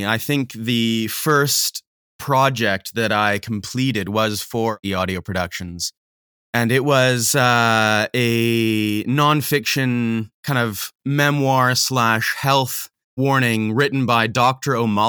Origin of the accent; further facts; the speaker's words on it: Manitoba, Canada; also born or lived in Saskatchewan / Alberta / British Columbia; No, so I grew up in Manitoba, Canada.